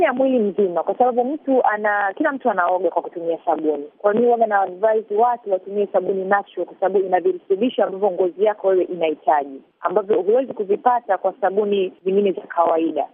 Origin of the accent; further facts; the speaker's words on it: Tanzania; moved away as an adult; also born or lived in Los Angeles, California, United States; natoka huku Afrika eh, Tanzania